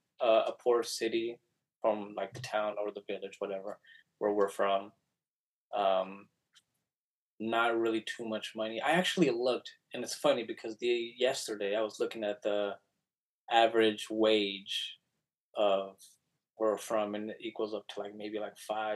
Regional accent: United States; also born or lived in Mexico; since I grew up here in the States, that's kind of like all I know.

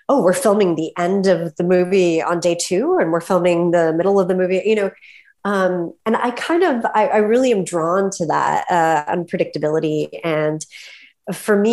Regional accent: Topeka, Kansas, United States; moved away as an adult; now in Brooklyn, New York, United States; I grew up in Kansas.

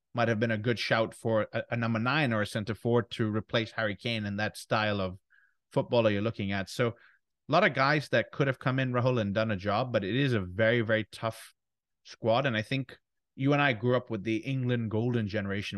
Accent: Ghana; our home nation, Ghana

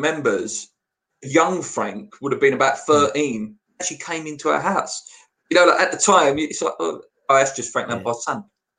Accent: Canning Town, London, United Kingdom; I'm originally from Canning Town, obviously.

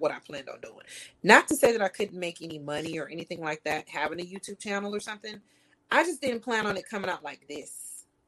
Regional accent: California, United States; I'm from California

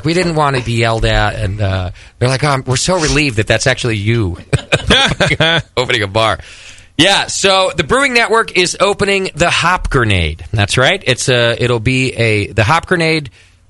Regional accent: Concord, California, United States; in my hometown. Like, I'm from here, sort of.

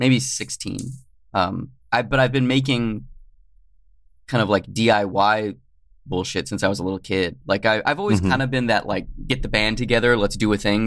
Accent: Tucson, Arizona, United States; now in California, United States; I'm originally from Tucson, Arizona

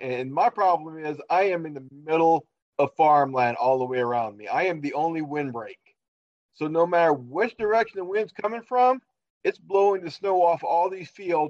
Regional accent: Louisiana, United States; now in Minnesota, United States; I am currently living in Minnesota, but I'm originally a Southern boy. I'm originally from Louisiana. Far south in Louisiana as you can go without getting your feet wet. So, but when I retired from the Army in 2018

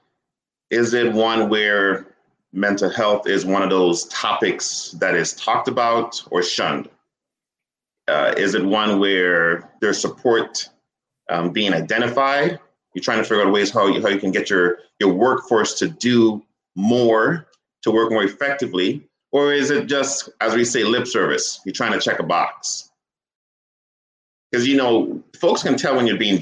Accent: St. Croix, U.S. Virgin Islands; I grew up on the Virgin Islands in St. Croix.

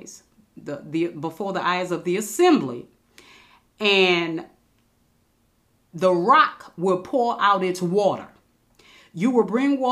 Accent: United States; We born and raised in America. We are Americans

